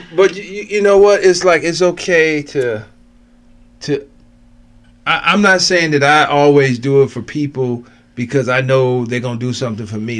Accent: Cleveland, Ohio, United States; This is where I grew up. I'm from Cleveland.

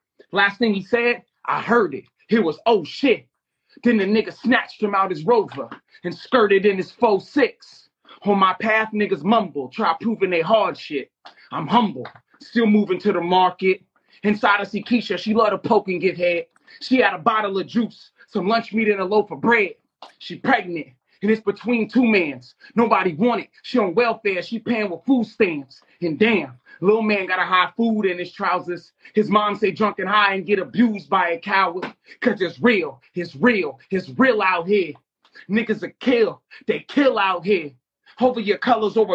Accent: San Francisco Bay Area, California, United States; I'm from the Bay Area.

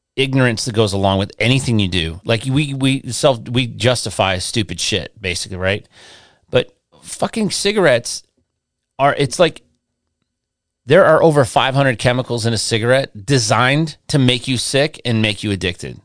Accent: Westland, Michigan, United States; also born or lived in Inkster, Michigan; where I grew up in Michigan, um, I grew up in, uh, I lived in, my parents lived in Westland

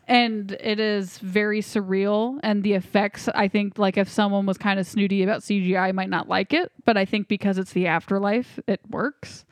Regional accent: United States; I'm an American

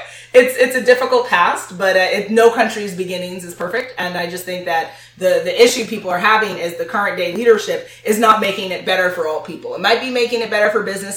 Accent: United States; I was born and raised in America. My family is not from America.

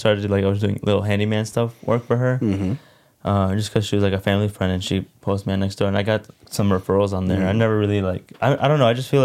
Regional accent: West Chicago, Illinois, United States; I'm from a suburb called West Chicago

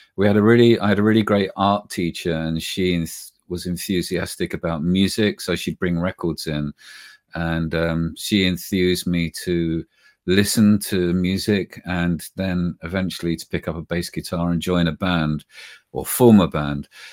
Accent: United Kingdom; accent: British; we're British, we speak with a British tongue

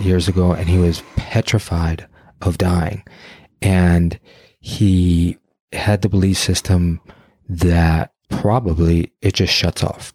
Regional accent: Detroit, Michigan, United States; I grew up in Detroit.

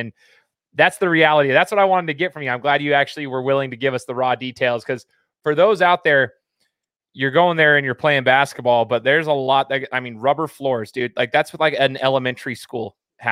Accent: Idaho, United States; I'm from Idaho

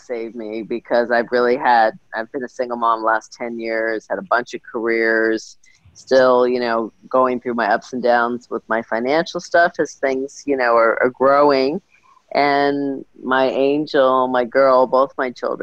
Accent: New York, United States; I've always been a fashion girl, growing up in New York

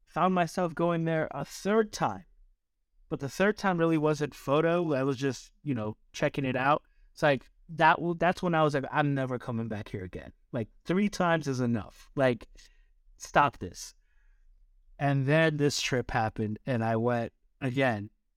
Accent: East Coast, United States; now in California, United States; growing up on the East Coast, we don't have these mountains.

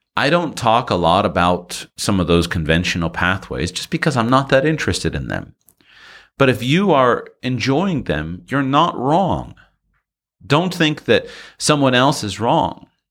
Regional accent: United States; go back to the United States

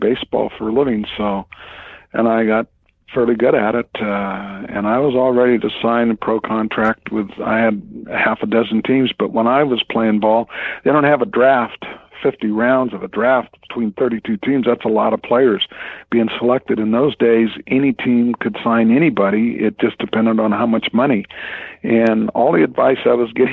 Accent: Los Angeles, California, United States; I grew up in the San Fernando Valley in L.A.

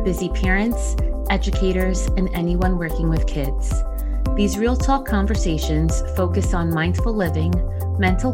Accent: New Jersey, United States; accent: Jersey; first language Spanish; English is a second language; in case you couldn't tell from the supposed accent people say I have, I'm a Jersey girl.

